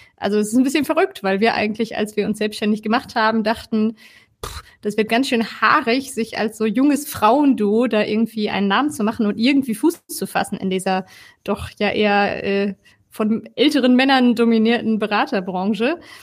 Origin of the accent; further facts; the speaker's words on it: Ruhr area, North Rhine-Westphalia, Germany; moved away as an adult; now in Cologne, Germany; wohne in Köln schon seit fast zehn Jahren, komme ursprünglich eigentlich aus dem Ruhrgebiet.